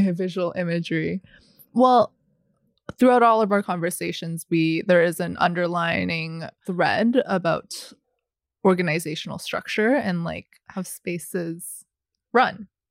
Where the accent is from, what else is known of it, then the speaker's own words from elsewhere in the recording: Vancouver, British Columbia, Canada; also born or lived in Guangzhou, China; I was born in Guangzhou, China, and immigrated to Vancouver when I was four